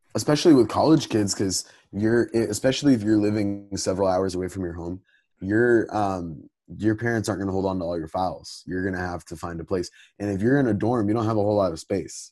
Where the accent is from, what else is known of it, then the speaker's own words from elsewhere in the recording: Texas, United States; I'm a Texan